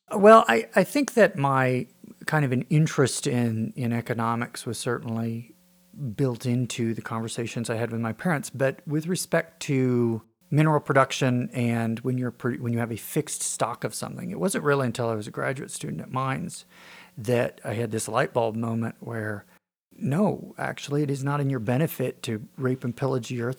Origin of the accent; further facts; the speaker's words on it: Wray, Colorado, United States; I grew up in Ray, Colorado, north of town on a farm